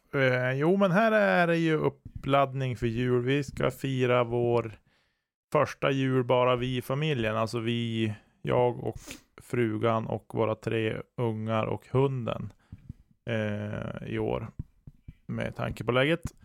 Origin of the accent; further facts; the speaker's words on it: Norrland, Sweden; jag som norrlänning